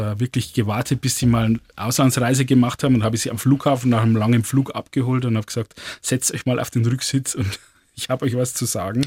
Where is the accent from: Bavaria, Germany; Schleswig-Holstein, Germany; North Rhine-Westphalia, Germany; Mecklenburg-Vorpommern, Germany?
Bavaria, Germany; Lower